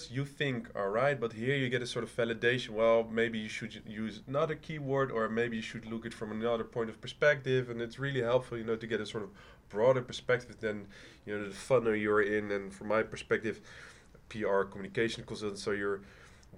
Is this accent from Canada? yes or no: no; Rotterdam, South Holland, Netherlands; moved away; I'm from Rotterdam originally